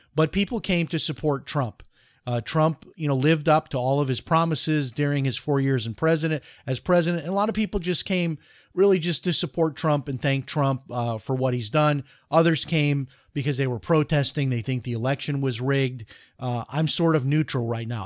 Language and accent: English; Chicago, Illinois, United States; When I grew up in Chicago